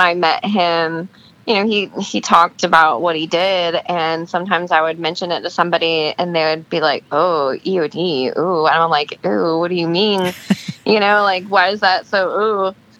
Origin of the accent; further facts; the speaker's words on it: Alaska, United States; moved away; I grew up in Alaska. My dad was in the military and he was stationed there for a couple of years. And when he got out of the military, he decided that's where he wanted to retire